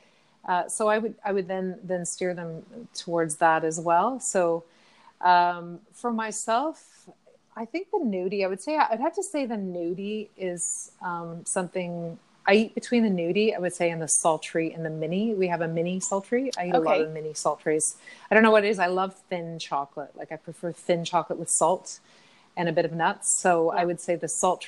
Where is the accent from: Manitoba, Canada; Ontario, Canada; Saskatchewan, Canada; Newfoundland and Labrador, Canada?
Ontario, Canada; I was from Ontario